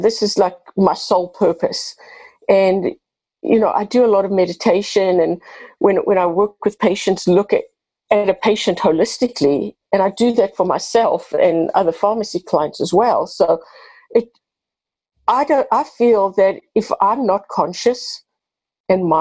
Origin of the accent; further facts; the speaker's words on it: South Africa; moved away as an adult; now in United States; I have a bit of an accent. I'm originally from South Africa, been in the U.S. for 32 years